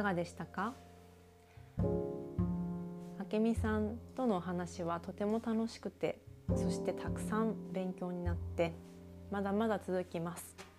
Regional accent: Japan; 私も日本で育って

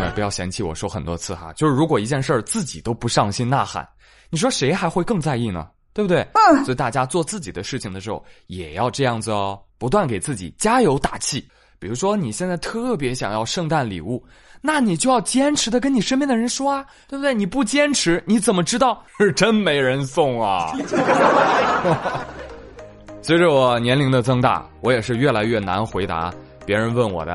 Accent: the North, northern China, China; 咱们北方

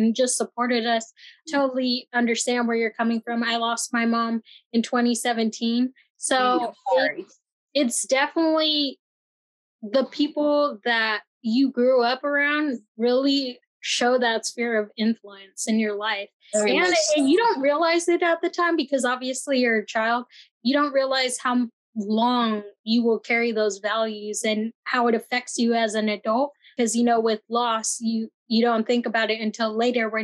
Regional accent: Bay Area, California, United States; moved away; I come from the Bay Area, but it's a lot of working class, underserved communities. I'm Filipino, but a lot of the people that I grew up

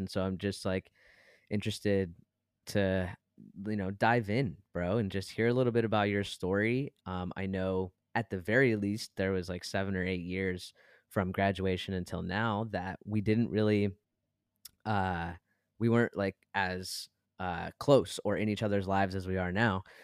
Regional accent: Brighton, Michigan, United States; we are from Brighton, Michigan

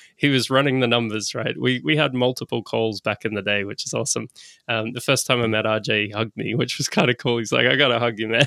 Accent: Australia; I'm an Aussie.

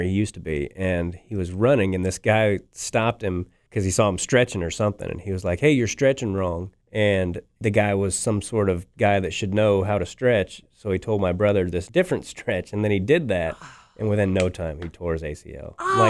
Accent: Kansas City, Missouri, United States; And I do love Kansas City, not just because it's my hometown, but crowds here are usually pretty good.

